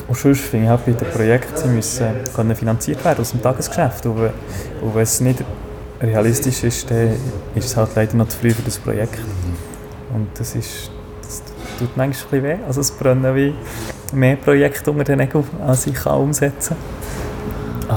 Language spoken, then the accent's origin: German; Niederscherli, Bern, Switzerland; ich bin in Niederscherli aufgewachsen